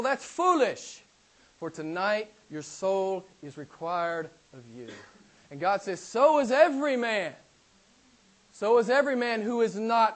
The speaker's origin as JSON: {"language": "English", "region": "Arkansas", "country": "United States", "tie": "born or raised there", "said": "a small town in my home state of Arkansas"}